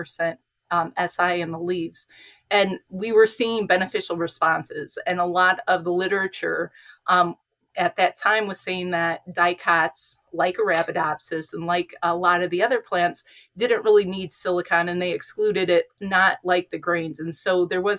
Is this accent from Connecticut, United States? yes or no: no; Northwest Ohio, United States; I am from Northwest Ohio, born and raised